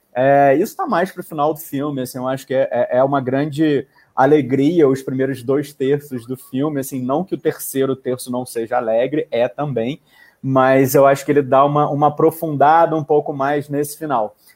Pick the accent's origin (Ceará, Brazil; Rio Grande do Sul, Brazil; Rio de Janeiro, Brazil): Rio de Janeiro, Brazil; Fluminense; como bom fluminense